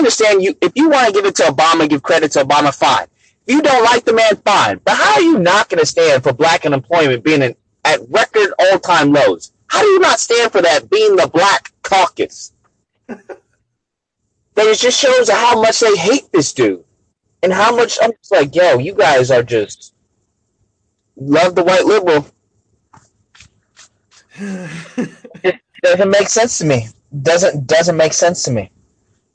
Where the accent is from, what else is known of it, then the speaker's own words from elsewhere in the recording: New York City, New York, United States; now in Hawaii, United States; I'm from Bronx. I'm from New York